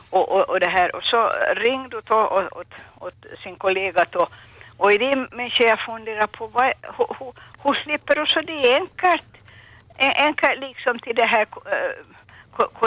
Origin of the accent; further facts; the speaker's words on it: Purmo, Ostrobothnia, Finland; also born or lived in Jakobstad; jag var från Pormo